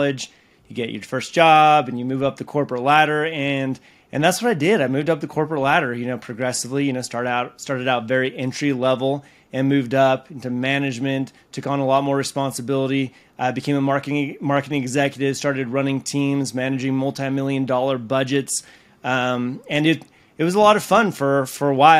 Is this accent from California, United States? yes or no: yes; California, United States; moved away as an adult; also born or lived in Utah; I grew up in California in a very, very small town